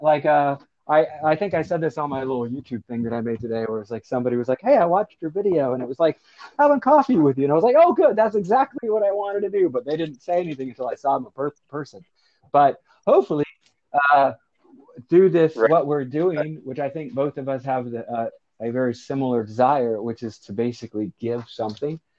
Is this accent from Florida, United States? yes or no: yes; Florida, United States; moved away; I was from Florida